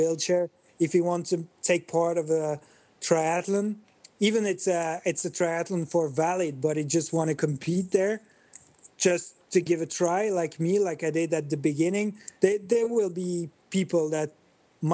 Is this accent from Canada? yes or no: no; Belgium; I grew up in Belgium. I'm living in Belgium